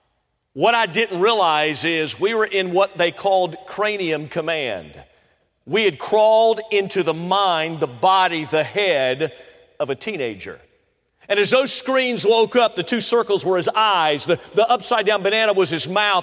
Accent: Tampa, Florida, United States; I grew up in Florida, so I was born in Tampa, Florida. So I'm a Floridian by heart

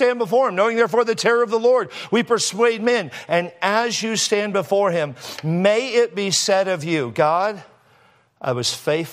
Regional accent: California, United States; I am from California

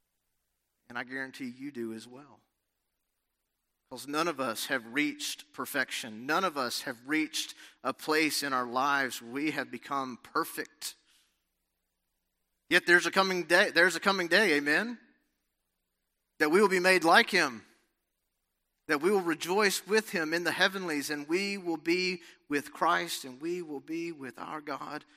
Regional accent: Alabama, United States; moved away as an adult; also born or lived in Los Angeles, California; growing up in Alabama

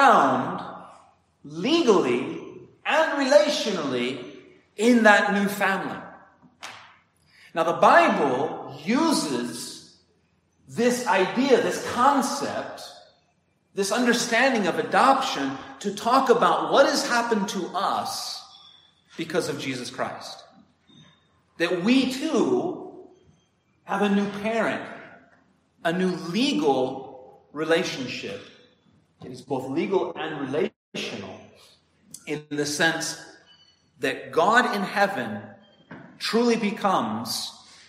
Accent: United States; moved away as an adult; also born or lived in Heidelberg, Germany / Milan, Italy; now in Italy; We are an American family, but we live in Italy.

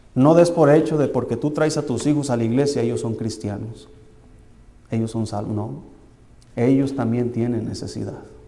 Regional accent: Tequila, Jalisco, Mexico; moved away; el Señor me sacó de allá de, un pueblo que se llama Tequila, Jalisco

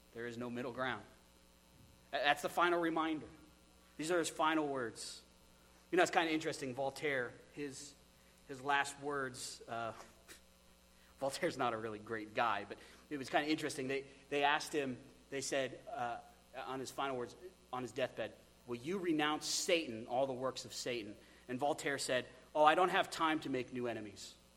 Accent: United States; we're American

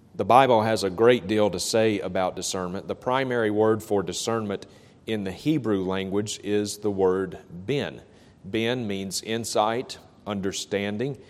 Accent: Vicksburg, Mississippi, United States; a faith healer who is coming to my hometown of Vicksburg, Mississippi

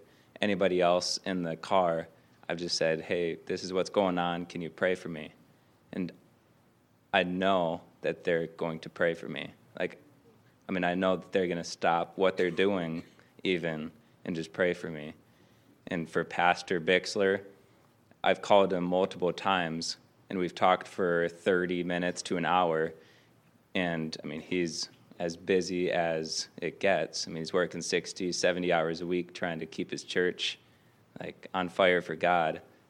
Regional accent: Michigan, United States; I'm from Northern Michigan, and I'm a pastoral sophomore.

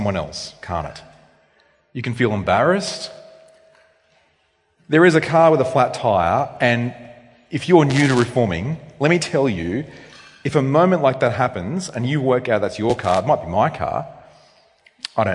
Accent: Australia; I'm an Australian male.

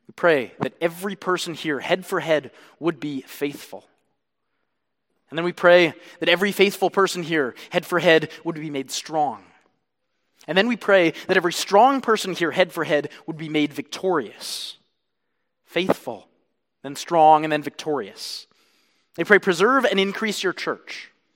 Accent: Canada; I am a Canadian

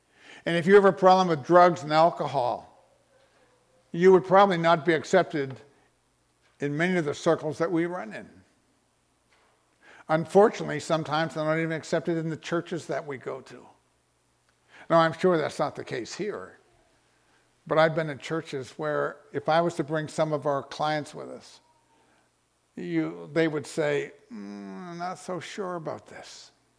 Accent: Texas, United States; maybe because of the way we dress or the way we act or the fact that we're from Texas.

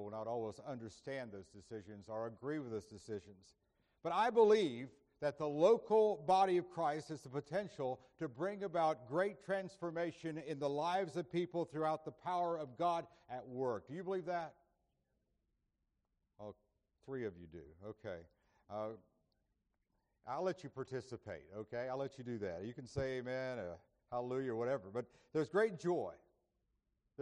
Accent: Indiantown, Florida, United States; My mother was a minister of music at the church where I grew up in Indiantown, Florida

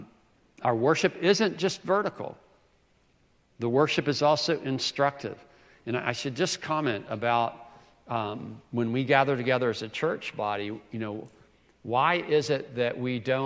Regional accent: South Carolina, United States; I'm from South Carolina, the first state to secede from the Union

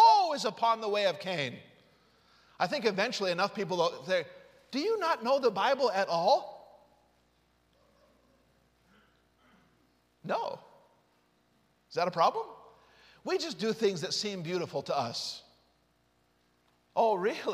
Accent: Utah, United States; I grew up in Utah

